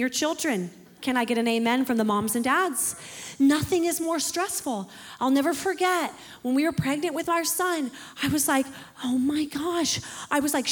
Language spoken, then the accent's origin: English; Pacific Northwest, United States; moved away; I'm from the Pacific Northwest, like Pastor Alex and Bree, and that's where I originate from